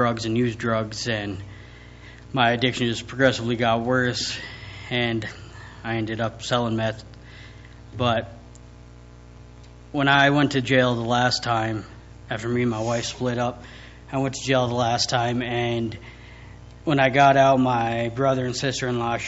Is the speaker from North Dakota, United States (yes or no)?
yes; Williston, North Dakota, United States; born and raised in Williston, 26 years old